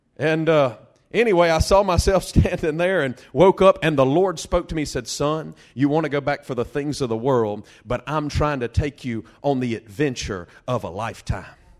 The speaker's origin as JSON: {"language": "English", "town": "Delhi", "region": "Louisiana", "country": "United States", "said": "I'm from Delhi, Louisiana"}